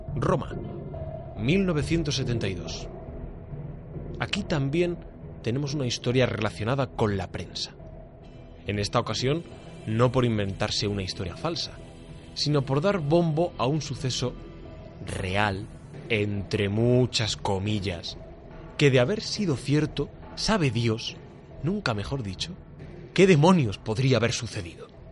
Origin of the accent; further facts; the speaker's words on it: Hoyos, Extremadura, Spain; allí en, en mi pueblo, en Hoyos